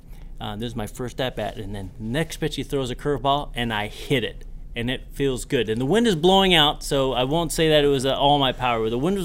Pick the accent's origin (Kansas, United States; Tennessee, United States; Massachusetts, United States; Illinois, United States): Massachusetts, United States; Boston; born there; I was born in Boston.